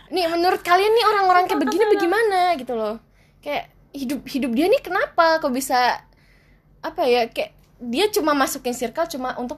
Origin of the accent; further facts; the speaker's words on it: Java, Indonesia; accent: medok (Javanese); aku ki aku ki wong Jawa dan aku medok ngomong bahasa Indonesia jadi aku merangkai